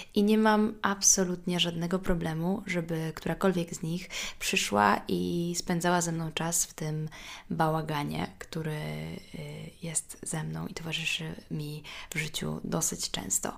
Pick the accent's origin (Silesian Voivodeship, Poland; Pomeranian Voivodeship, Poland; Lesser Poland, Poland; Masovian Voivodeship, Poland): Masovian Voivodeship, Poland; Warsaw; moved away as an adult; also born or lived in Kraków / Rome; mimo że pochodzę z Warszawy